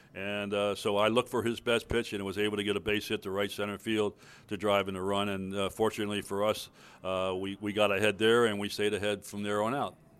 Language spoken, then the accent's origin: English; Baltimore, Maryland, United States; moved away; in Baltimore, my hometown